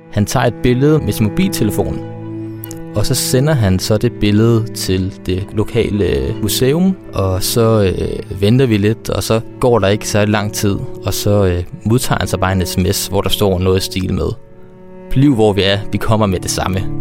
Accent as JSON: {"language": "Danish", "country": "Denmark"}